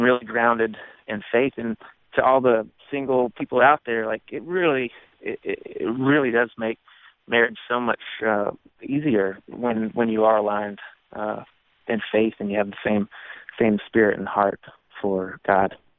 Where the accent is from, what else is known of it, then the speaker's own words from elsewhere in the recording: Walhalla, South Carolina, United States; my hometown is called Walhalla, which is a German word that means Garden of the Gods